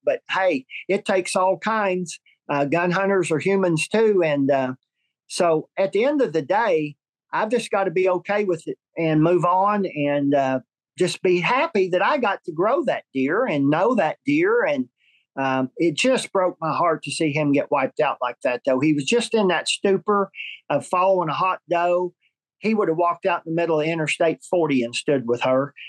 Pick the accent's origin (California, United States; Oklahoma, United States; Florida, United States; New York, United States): Oklahoma, United States; my home state, Oklahoma